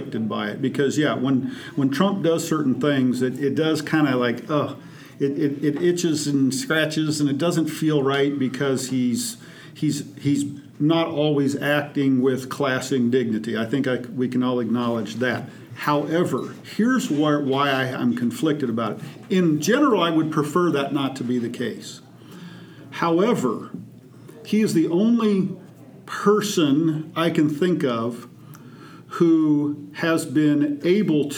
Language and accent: English; Kansas, United States; from my home state